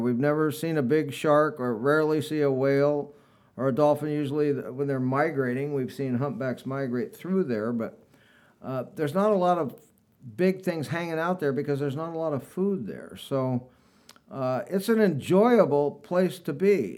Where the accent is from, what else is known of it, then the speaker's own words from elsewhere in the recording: Long Beach, California, United States; I grew up here on Alamitos Bay and, uh, uh, started sailing at five years old